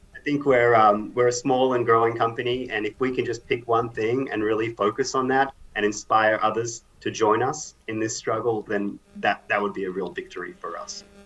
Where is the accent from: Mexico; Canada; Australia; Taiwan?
Australia; moved away; I'm Australian